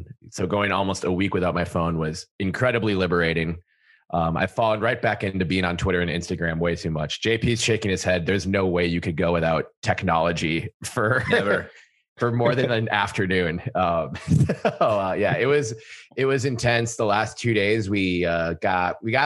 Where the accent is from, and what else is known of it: Minnesota, United States; born or raised there